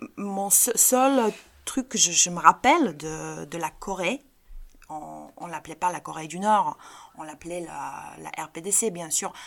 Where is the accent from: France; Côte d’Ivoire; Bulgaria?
Bulgaria; chez nous en Bulgarie